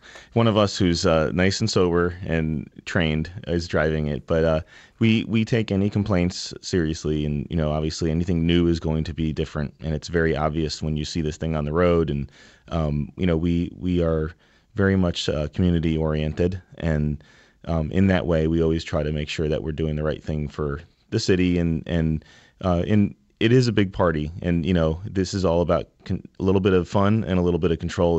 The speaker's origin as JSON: {"language": "English", "town": "New Haven", "region": "Connecticut", "country": "United States", "tie": "born or raised there", "said": "So, my background and Christian's background is both from the same street. We grew up on Ellsworth Avenue in New Haven. We were born and bred and stayed here, you know, and we're really about, you know, creating experiences in New Haven"}